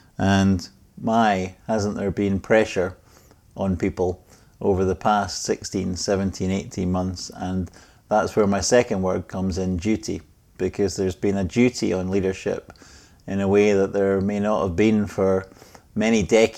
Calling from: Scotland, United Kingdom; Well, I'm joining you from Scotland, from near the most famous sets of golf links in Scotland.

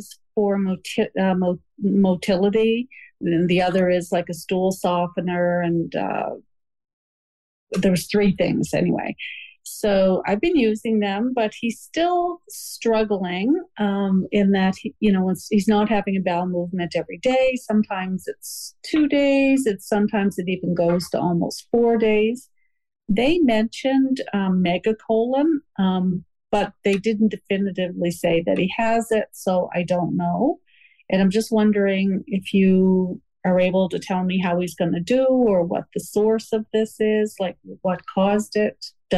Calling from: Halifax, Nova Scotia, Canada; I'm calling from Halifax, Nova Scotia, Canada.

